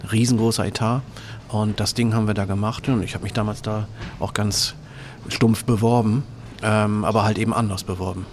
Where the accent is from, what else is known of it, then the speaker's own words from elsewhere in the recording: Oldenburg, Lower Saxony, Germany; Ich ähm, bin aus dem schönen äh, Oldenburg, ähm, in Oldenburg, also nicht das, was hier in Schleswig-Holstein ist